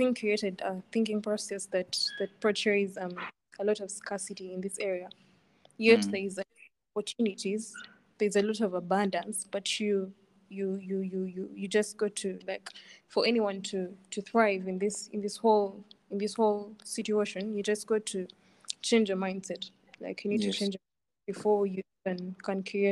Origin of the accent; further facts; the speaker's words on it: Iganga, Eastern Region, Uganda; I come from Iganga